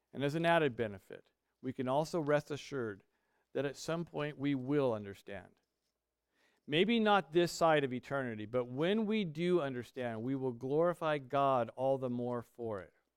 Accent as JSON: {"language": "English", "country": "United States", "said": "We are American"}